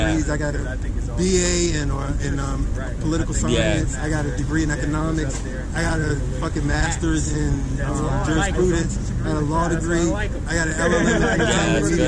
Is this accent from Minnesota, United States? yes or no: no; Richmond, Virginia, United States; moved away as an adult; also born or lived in Petersburg, Virginia / Charlottesville, Virginia; now in California, United States; I lived all across Virginia. So I'm from Richmond.